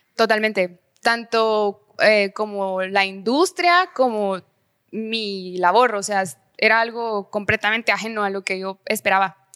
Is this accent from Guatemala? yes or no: yes; Guatemala City, Guatemala Department, Guatemala; also born or lived in Jutiapa; nací, crecí en la ciudad, o sea, sí soy capitalina.